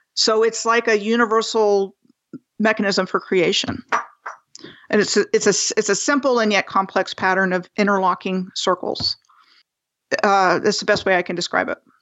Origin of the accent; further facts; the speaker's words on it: Rockville, Maryland, United States; moved away as an adult; also born or lived in Bethesda, Maryland / Gaithersburg, Maryland; I was born in July of nineteen sixty-three in Bethesda, Maryland, and I grew up in Mar-, Montgomery County, Maryland, uh, first in Gaithersburg and then in Rockville